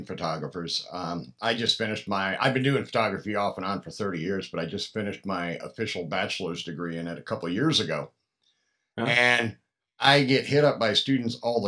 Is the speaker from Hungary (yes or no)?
no; Pennsylvania, United States; now in Atlanta, United States; I'm from Pennsylvania originally, a couple hours north of where Jared's from